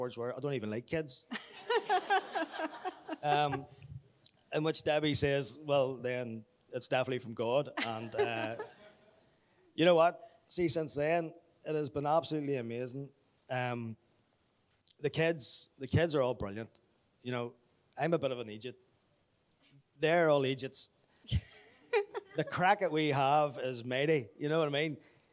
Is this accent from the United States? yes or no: no; Belfast, Northern Ireland, United Kingdom; Grew up in the Apostolic, Belfast. I'm originally from Belfast.